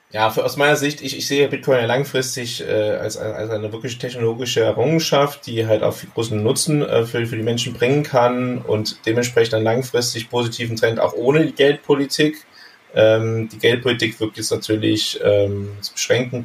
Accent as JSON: {"language": "German", "town": "Bergisch Gladbach", "region": "North Rhine-Westphalia", "country": "Germany", "tie": "born or raised there", "moved": "yes", "lives_now": "Panama", "said": "in der Nähe von meiner Heimatstadt Bergisch Gladbach, das ist in, im Rheinland"}